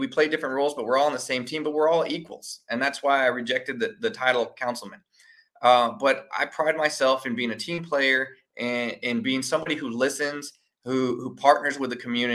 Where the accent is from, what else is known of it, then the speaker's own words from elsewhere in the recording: San Antonio, Texas, United States; also born or lived in Austin; grew up here in San Antonio